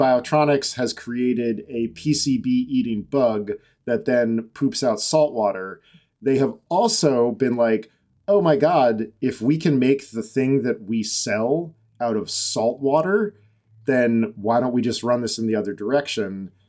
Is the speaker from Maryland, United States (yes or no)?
no; Massachusetts, United States; born basically in my hometown.